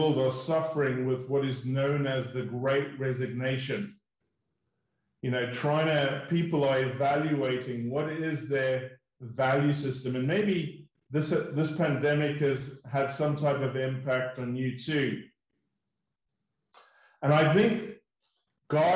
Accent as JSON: {"language": "English", "country": "South Africa", "tie": "born or raised there", "also_born_or_lived": "United Kingdom / United States", "moved": "as an adult", "said": "We grew up in South Africa. We've lived in the UK, and we spent 3 years in the US"}